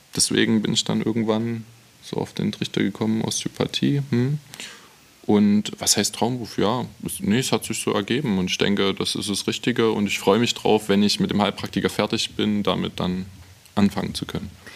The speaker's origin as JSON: {"language": "German", "town": "Freiberg", "region": "Saxony", "country": "Germany", "tie": "born or raised there", "moved": "yes", "said": "Ja, absolut. Dort wohnen auch noch einige Freunde von mir. Ich bin sehr gerne dort, meine Eltern wohnen dort."}